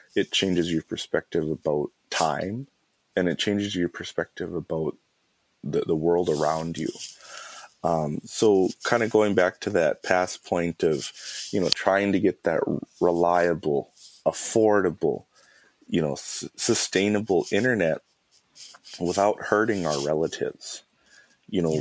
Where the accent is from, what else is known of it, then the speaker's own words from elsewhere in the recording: Mille Lacs, Minnesota, United States; I am of the Eagle Clan and I'm from Mille Lacs.